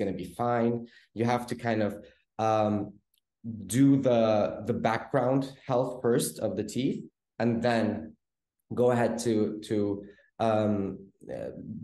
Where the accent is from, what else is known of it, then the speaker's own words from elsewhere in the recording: Oslo, Norway; moved away as an adult; now in Istanbul, Turkey; I was born and raised in Oslo, Norway. And I decided to move to Istanbul at around 2008 to study dentistry.